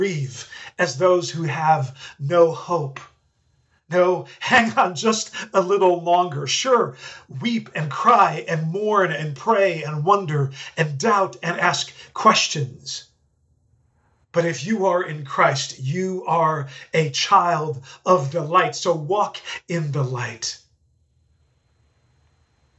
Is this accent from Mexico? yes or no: no; Netherlands; moved away; I grew up in the Netherlands, and growing up as a Dutchman